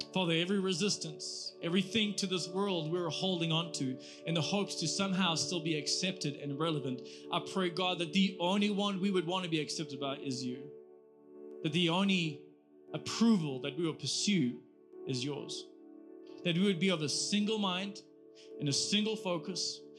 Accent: South Africa; I'm actually just from South Africa with a church

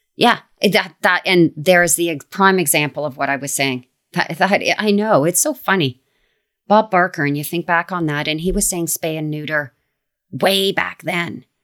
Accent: Canada; I like Canada just because I'm from here

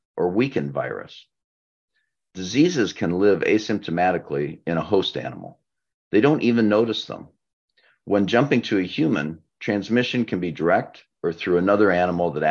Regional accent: Nebraska, United States; my home state of Nebraska

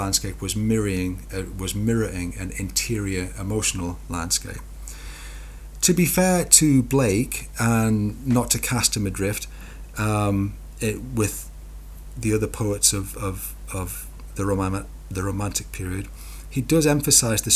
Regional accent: Newcastle upon Tyne, North East England, United Kingdom; accent: Geordie; I'm a Geordie

